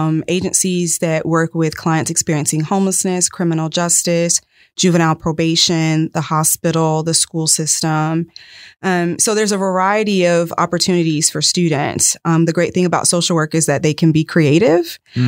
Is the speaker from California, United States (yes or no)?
no; Atlanta, Georgia, United States; now in Polk County, United States; From Atlanta.